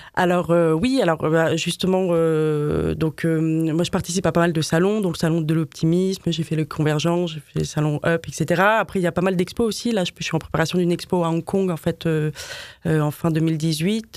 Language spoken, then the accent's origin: French; Paris, Île-de-France, France; also born or lived in Madrid; je suis une vraie Parisienne